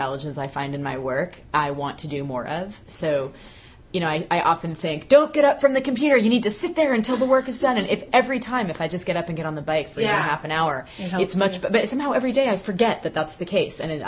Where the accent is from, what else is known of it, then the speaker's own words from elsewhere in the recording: Bay Area, California, United States; moved away; I was in my late teens, right. growing up in the Bay Area